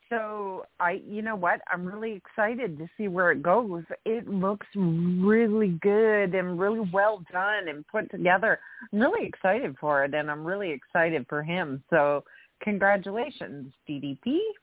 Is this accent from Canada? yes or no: yes; Canada; my new friend and fellow Canadian